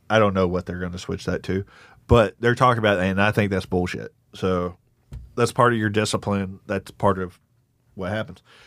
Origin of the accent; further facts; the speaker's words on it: Jasper, Texas, United States; moved away; also born or lived in Eastern North Carolina; I grew up mostly in East Texas, but also Eastern North Carolina.